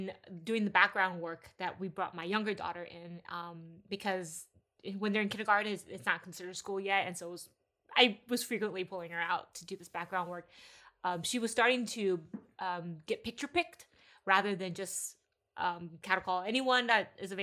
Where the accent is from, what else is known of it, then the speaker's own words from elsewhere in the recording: Texas, United States; moved away as an adult; now in California, United States; I was raised in Texas, thought I would be there for pretty much my whole life